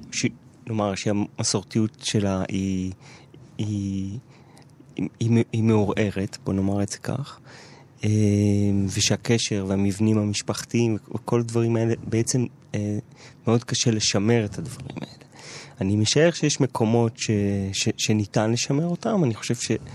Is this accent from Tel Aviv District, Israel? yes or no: no; Jerusalem, Jerusalem District, Israel; גדלתי בשכונת גילו את השנים המשמעותיות בהסללה שלי